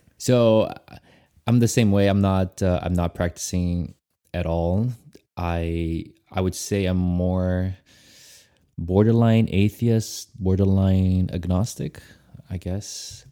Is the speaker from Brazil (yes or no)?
yes; Brazil; I was raised in Brazil